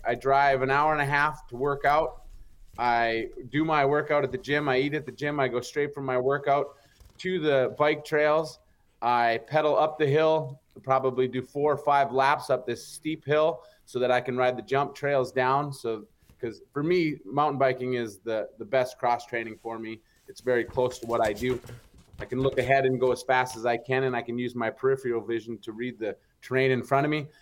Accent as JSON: {"language": "English", "area": "Upper Peninsula", "region": "Michigan", "country": "United States", "said": "I'm from the Upper Peninsula, Michigan"}